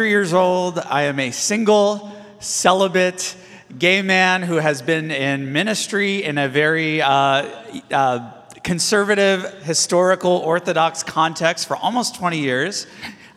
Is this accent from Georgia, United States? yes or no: no; Los Angeles, California, United States; I was born and raised in the Los Angeles area, and I grew up in the 80s